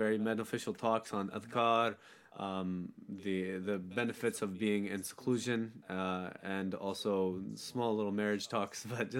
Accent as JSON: {"language": "English", "country": "United States", "tie": "born or raised there", "said": "growing up in America, me, myself, there was never really an emphasis on me for memorization"}